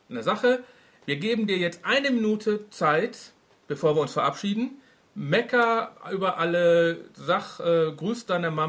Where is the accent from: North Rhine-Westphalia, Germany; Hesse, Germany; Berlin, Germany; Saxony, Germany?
North Rhine-Westphalia, Germany; Duisburg; Na ja, gut, ich komme ja aus Duisburg, das ist ja, kann man ja schon als Stadt bezeichnen.